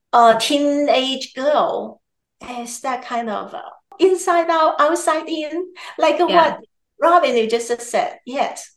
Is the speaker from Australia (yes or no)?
no; Taiwan; now in United States; I am originally from Taiwan